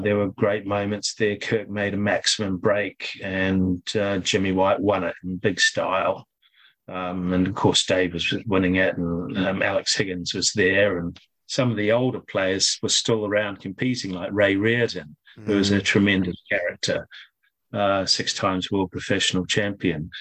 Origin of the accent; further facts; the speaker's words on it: Auckland, New Zealand; also born or lived in Christchurch; I was born in Christchurch, and then um, when I was when I was seven, our family moved to Auckland, North Shore, Auckland.